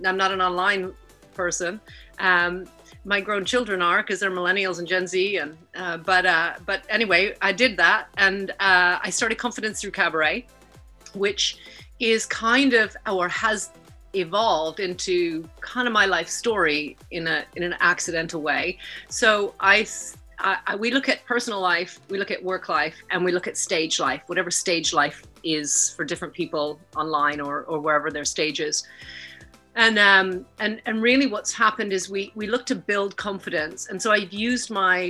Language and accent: English; Vancouver, British Columbia, Canada; moved away as an adult; also born or lived in Lethbridge, Alberta; now in United Kingdom; I was born in Lethbridge, Alberta, and grew up in Vancouver. And I live in the UK now